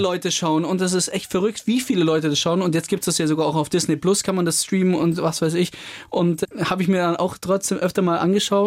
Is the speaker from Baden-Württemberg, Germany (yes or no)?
yes; Überlingen, Baden-Württemberg, Germany; bei uns in Überling, wo wir herkommen, am Bodensee